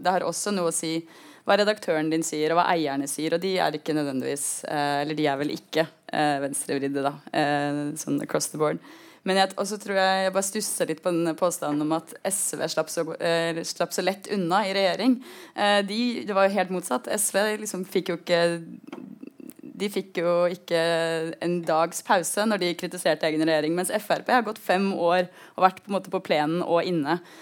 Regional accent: Oslo, Norway; Jeg kommer jo både fra Oslo-gryta og en venstreavis.

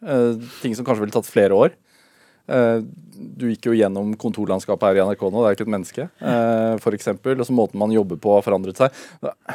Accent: Sarpsborg, Østfold, Norway; jeg er fra Serp. Eller Sarpsborg

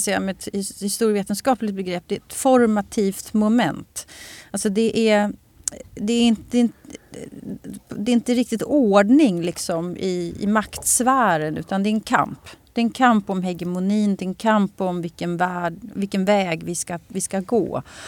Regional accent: Sweden

